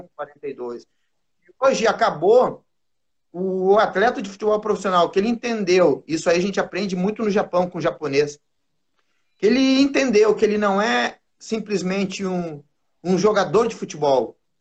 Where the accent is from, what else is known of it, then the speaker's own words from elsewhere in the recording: Porto Alegre, Rio Grande do Sul, Brazil; eu sou do bairro Sarandi, Zona Norte de Porto Alegre